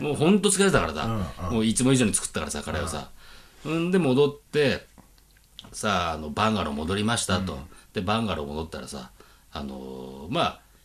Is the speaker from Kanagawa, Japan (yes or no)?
no; Aomori, Japan; 青森だからもうなまってるやん